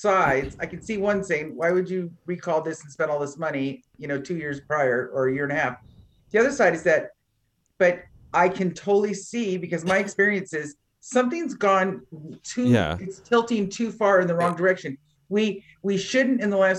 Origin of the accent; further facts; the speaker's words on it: Northern California, United States; I'm from Northern California